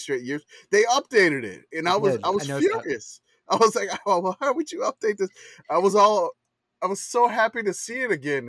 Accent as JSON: {"language": "English", "town": "New Orleans", "region": "Louisiana", "country": "United States", "said": "My dad's from Pittsburgh, so, you know, even though I'm from New Orleans, my dad's from Pittsburgh"}